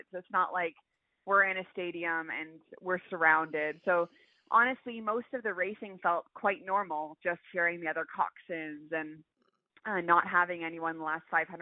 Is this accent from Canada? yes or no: yes; Canada; every single Canadian competing for our country